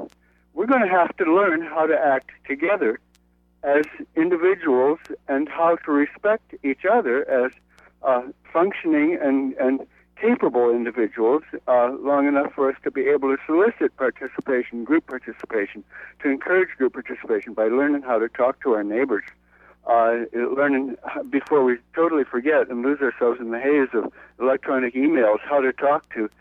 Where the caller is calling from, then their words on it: New York City, New York, United States; I'm calling from Brooklyn.